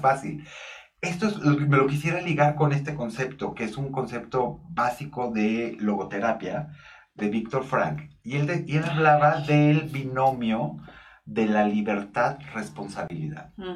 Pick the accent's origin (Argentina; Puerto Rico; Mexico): Mexico; northern Mexico; now in Mexico City, Mexico; soy norteño